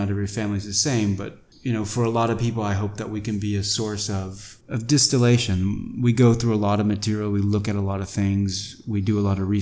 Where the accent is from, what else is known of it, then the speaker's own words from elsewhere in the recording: Texas, United States; moved away as an adult; also born or lived in India / France / Latin America; now in Taiwan; I'm from Texas